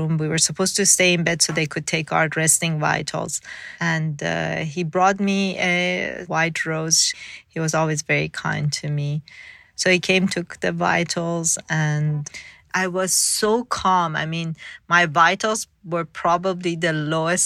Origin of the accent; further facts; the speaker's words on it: Tehran, Tehran Province, Iran; also born or lived in Mashhad, Iran; I was born in Mashhad, which is the second largest city in Iran. And then about maybe when I was 4 years old, we moved to Tehran, which is a capital city